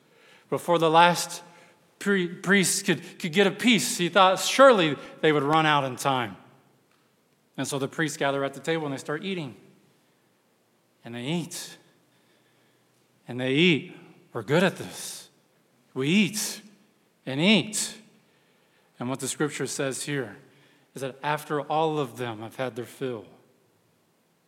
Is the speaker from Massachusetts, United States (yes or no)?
no; Texas, United States; I'm from Texas